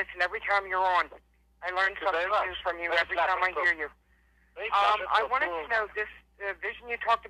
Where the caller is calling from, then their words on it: Philadelphia, Pennsylvania, United States; I'm calling from Philadelphia.